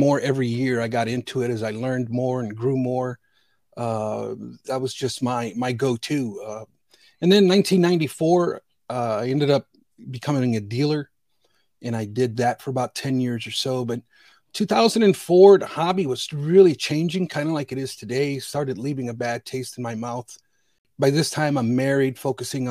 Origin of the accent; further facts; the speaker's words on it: Northwest Indiana, United States; also born or lived in Bridgeport, Connecticut; I'm from originally from Bridgeport, Connecticut. I was born in 1970. I came to Northwest Indiana in 1973